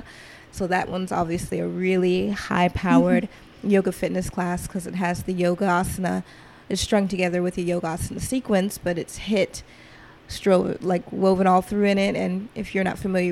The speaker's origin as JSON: {"language": "English", "town": "Atlanta", "region": "Georgia", "country": "United States", "tie": "born or raised there", "also_born_or_lived": "Seattle", "said": "Growing up in Atlanta, being born in Atlanta, I grew up kind of in trap culture."}